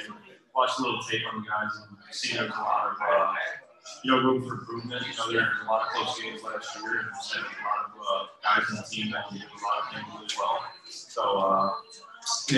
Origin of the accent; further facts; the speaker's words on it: Illinois, United States; I'm from Cleveland, Illinois